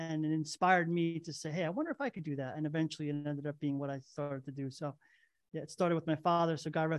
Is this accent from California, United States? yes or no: no; East Hanover, New Jersey, United States; also born or lived in Belleville; Oh, yeah. Born and raised in New Jersey. Yep. In Morris County, East Hanover. Born in Belleville.